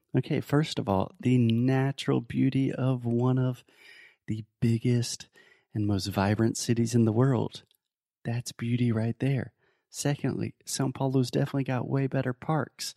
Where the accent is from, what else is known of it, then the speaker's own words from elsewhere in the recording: United States; I'm American.